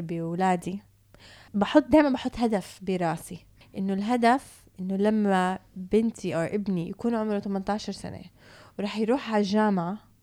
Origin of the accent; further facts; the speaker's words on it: Canada; also born or lived in Palestine (ancestry) / Jordan (family); now in Dubai, United Arab Emirates; اتربيت بكندا